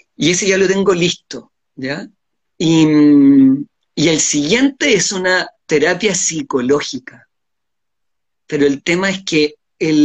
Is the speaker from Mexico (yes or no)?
no; Chile